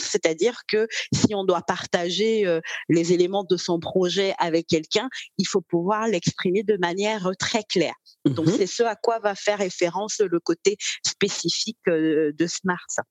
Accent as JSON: {"language": "French", "country": "Cameroon", "tie": "born or raised there", "moved": "as an adult", "lives_now": "Normandy, France", "said": "je suis née au Cameroun, j'ai 38 ans. Alors, je réside en ce moment euh, en France, en Normandie"}